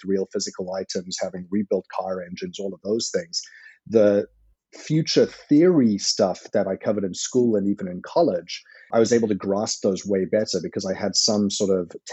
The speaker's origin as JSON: {"language": "English", "country": "South Africa", "tie": "born or raised there", "moved": "yes", "said": "I benefited from growing up in South Africa"}